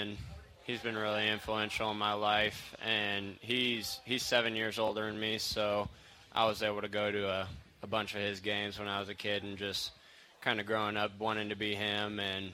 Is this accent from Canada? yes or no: no; St. Joseph, Illinois, United States; moved away as an adult; now in Bloomington, United States; I'm from St. Joseph, Illinois.